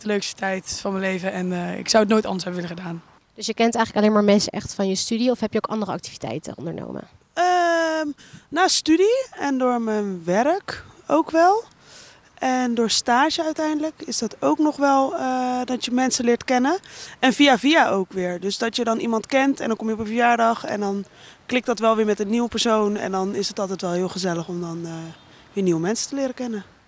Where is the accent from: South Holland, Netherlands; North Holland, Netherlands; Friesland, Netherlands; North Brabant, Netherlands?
North Brabant, Netherlands; Breda; moved away as an adult; now in Rotterdam, Netherlands; Ik kom uit Breda en ik ben naar Rotterdam verhuisd